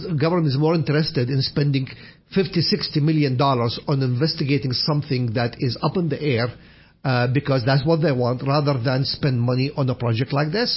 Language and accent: English; Iraq; moved away; When we were kids, I would walk 1 mile to go to a library that only opens in the winter time, not in the summer, in my hometown, Al-Qushayr, Iraq